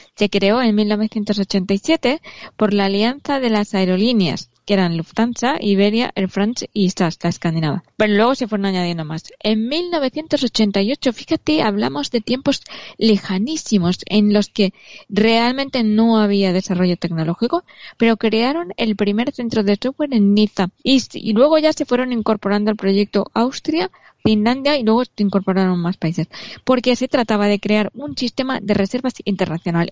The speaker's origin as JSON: {"language": "Spanish", "country": "Spain", "said": "somos los españoles"}